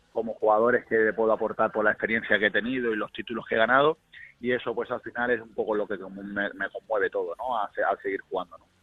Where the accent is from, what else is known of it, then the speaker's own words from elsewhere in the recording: Málaga, Andalusia, Spain; moved away as an adult; also born or lived in South America; now in Hungary; Soy demasiado malagueño, pero universal